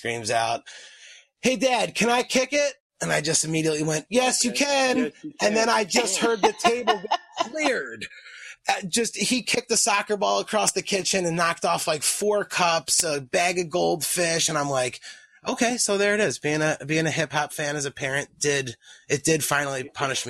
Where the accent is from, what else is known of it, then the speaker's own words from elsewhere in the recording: East Coast, United States; I grew up on the East Coast